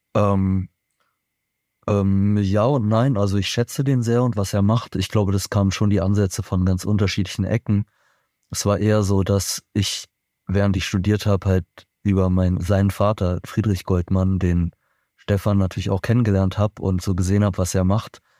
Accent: Berlin, Germany; ich bin persönlich in Berlin geboren und aufgewachsen

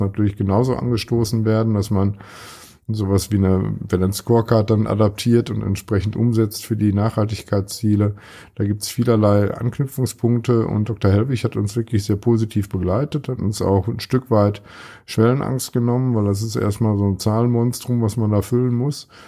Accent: Ruhr area, North Rhine-Westphalia, Germany; now in Münster, Germany; im Ruhrgebiet, was wo ich herkomme und was nicht so weit weg ist

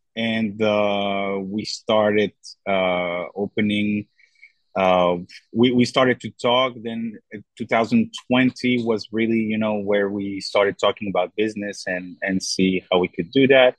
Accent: Brussels, Brussels-Capital Region, Belgium; now in Thessaloniki, Greece; I'm actually from Brussels, Belgium

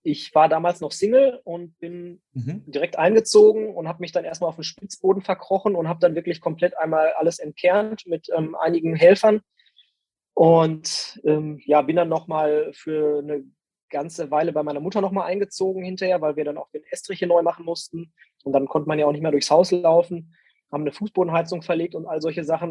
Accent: Castrop-Rauxel, North Rhine-Westphalia, Germany; also born or lived in Dortmund; in Castro Brauxel, in meiner Heimatstadt

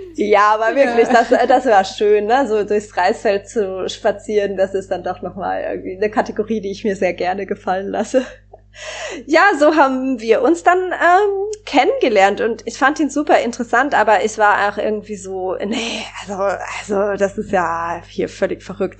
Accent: Germany; Also ich bin in Deutschland aufgewachsen, in Deutschland sozialisiert

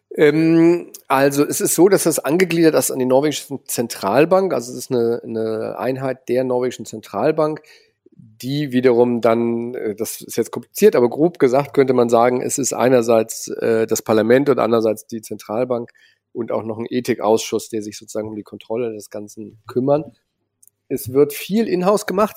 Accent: Cologne, North Rhine-Westphalia, Germany; bin in Köln aufgewachsen

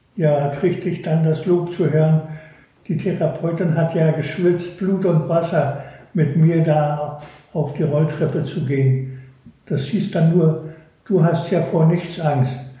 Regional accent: Northern Germany, Germany; moved away; Und bin natürlich als Nordlicht an der Ostsee aufgewachsen

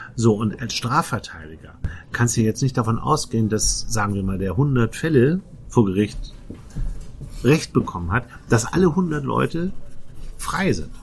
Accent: Northern Germany, Germany; accent: norddeutsch (Northern German); unserem norddeutschen Akzent

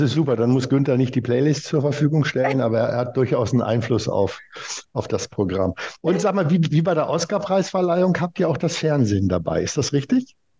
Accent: Germany; ich als Deutscher

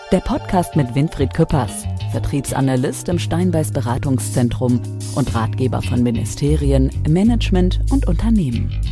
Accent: North Rhine-Westphalia, Germany; also born or lived in Brazil; now in Ravensburg, Germany; Einmal, ich bin ja auch zugereist Geschwister. Äh, ich bin aus dem Ruhrgebiet oder aus Brasilien, je nachdem, wie man sehen möchte. Ähm, ich komme also nach Ravensburg, Oberschwaben und so weiter

